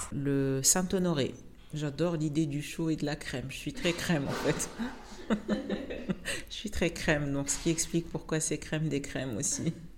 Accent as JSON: {"language": "French", "country": "Tunisia", "tie": "born or raised there", "moved": "yes", "said": "toute ma vie depuis que je suis née donc en Tunisie"}